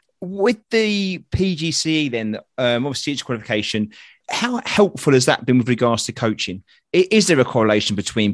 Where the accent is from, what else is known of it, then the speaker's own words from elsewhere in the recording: London, United Kingdom; Us Londoners.